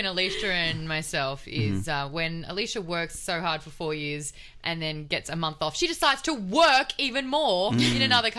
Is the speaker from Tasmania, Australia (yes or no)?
no; Queensland, Australia; moved away as an adult; also born or lived in Sydney; now in Los Angeles, United States; So I grew up in Queensland, moved to Sydney to pursue television